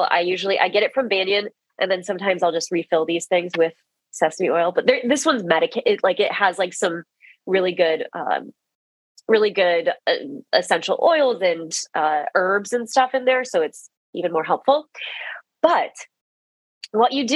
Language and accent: English; Midwest, United States; We're both from the Midwest